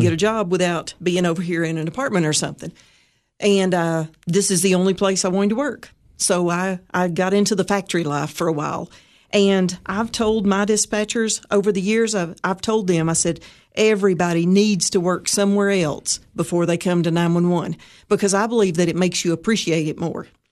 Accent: White County, Tennessee, United States; I'm actually from White County

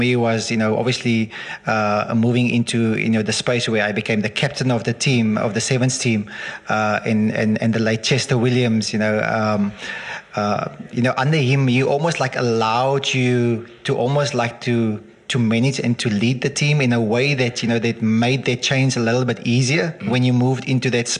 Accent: Swellendam, Western Cape, South Africa; I went back to teaching in Swellendam as well. It's my hometown.

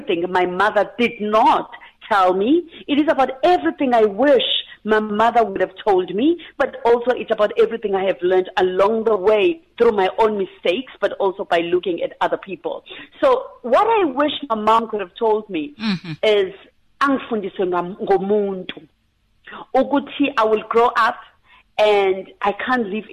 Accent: near Pinetown, KwaZulu-Natal, South Africa; I'm a girl from Sonut, Skomplazi, just outside Pinetown in KwaZulu-Natal.

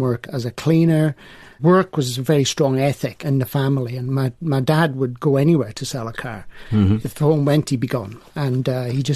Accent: Welshpool, Wales, United Kingdom; also born or lived in Swansea; my hometown and village of Welshpool.

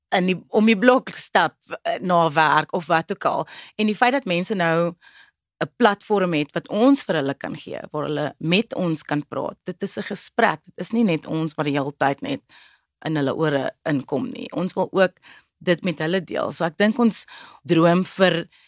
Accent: Cape Town, Western Cape, South Africa; first language Afrikaans; 'n breinmens van 'n plek soos die Kaapse vlakte, Bontebal spesifiek

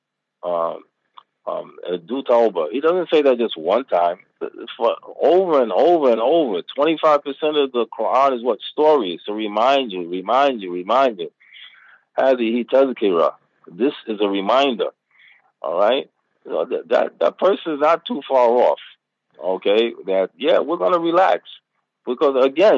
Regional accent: United States; moved away; I'm from America

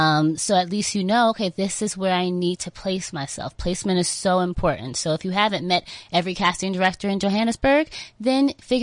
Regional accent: New York, United States; I grew up in New York, actually, about an hour away from New York City.

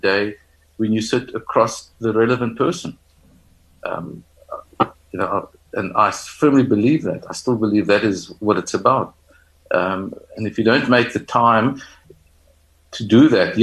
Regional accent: South Africa; a South African or somebody or a person who's grown up in Africa across the continent

